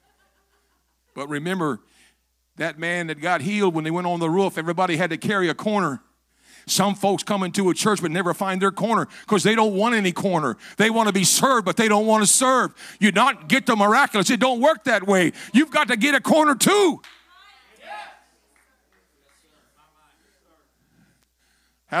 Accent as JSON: {"language": "English", "town": "Metropolis", "region": "Illinois", "country": "United States", "tie": "born or raised there", "moved": "yes", "said": "I was born in Metropolis"}